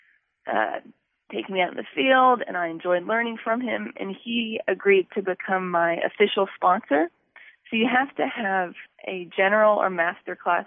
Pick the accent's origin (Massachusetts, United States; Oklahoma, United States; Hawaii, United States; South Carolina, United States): Oklahoma, United States; I'm from Oklahoma.